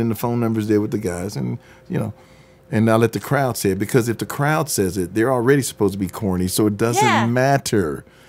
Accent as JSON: {"language": "English", "town": "Detroit", "region": "Michigan", "country": "United States", "said": "I'm coming from Detroit, so we talk differently."}